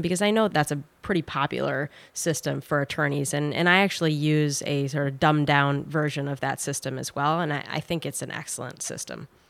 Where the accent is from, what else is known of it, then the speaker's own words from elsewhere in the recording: Minnesota, United States; my home state of Minnesota